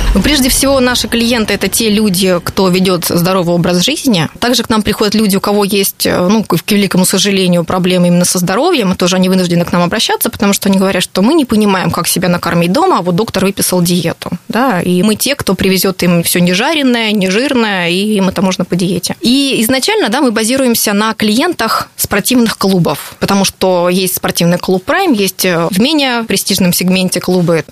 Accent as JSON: {"language": "Russian", "town": "Rostov-on-Don", "region": "Rostov Oblast", "country": "Russia", "tie": "born or raised there", "also_born_or_lived": "Moscow / London", "moved": "as an adult", "lives_now": "Rostov-on-Don, Russia", "said": "10 лет прожив в Москве, я задумалась о том, что я хочу в родном городе открыть что-то"}